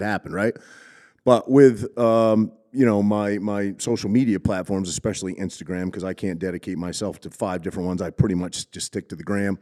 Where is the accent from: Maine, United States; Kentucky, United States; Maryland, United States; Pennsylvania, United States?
Maine, United States; Cherryfield; moved away; I grew up in Maine, little tiny East Coast